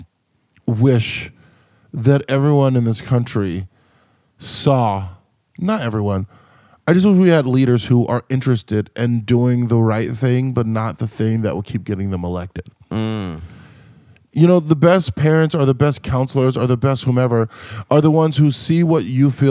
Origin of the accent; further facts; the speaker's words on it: Compton, California, United States; moved away as an adult; also born or lived in Montana; Growing up in Compton, so my dad is like a handyman